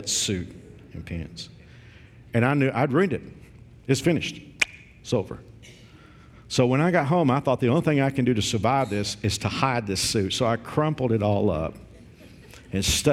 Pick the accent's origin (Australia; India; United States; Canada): United States; Fort Worth, Texas; When I was a kid growing up in Fort Worth, you know, I grew up in a traditional church